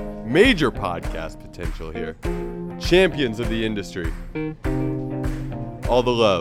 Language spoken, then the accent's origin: English; Indianapolis, Indiana, United States; I'm from Indianapolis.